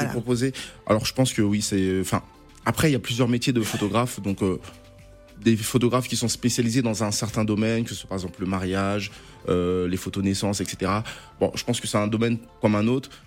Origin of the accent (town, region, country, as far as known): Gabon